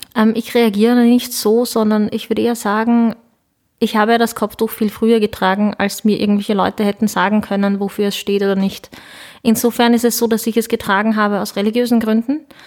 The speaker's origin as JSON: {"language": "German", "region": "Lower Austria", "country": "Austria", "tie": "born or raised there", "also_born_or_lived": "Ankara, Turkey", "second_language": "German", "said": "bin dann mit ähm, sieben Jahren mit meinen Eltern nach Niederösterreich gezogen. Ich habe dann ziemlich bald, ziemlich schnell, ziemlich gut, würde ich meinen, Deutsch gelernt"}